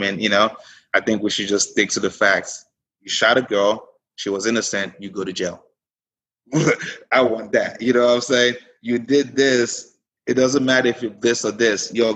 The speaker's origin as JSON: {"language": "English", "town": "Frisco", "country": "United States", "tie": "born or raised there", "said": "I grew up in Frisco"}